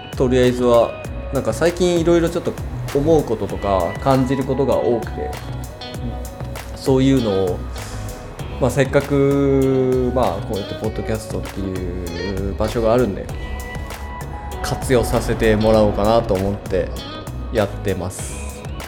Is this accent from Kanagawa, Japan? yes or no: yes; Kanagawa, Japan; moved away as an adult; also born or lived in Gifu Prefecture / Nagoya; now in Gifu, Japan; 僕もともと神奈川県で育ってるんですけど、えー、今は岐阜県にいる